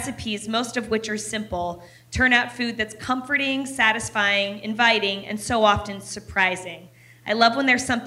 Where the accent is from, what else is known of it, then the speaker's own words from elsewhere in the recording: Ohio, United States; also born or lived in Washington, D.C. suburbs; I was born in Ohio. We were raised between like Ohio and a suburb of Washington, D.C.